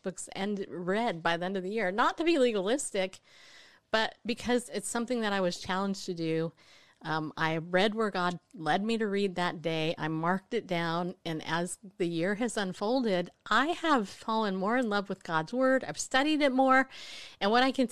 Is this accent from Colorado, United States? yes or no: no; California, United States; now in Tennessee, United States; When I grew up in California and became a Christian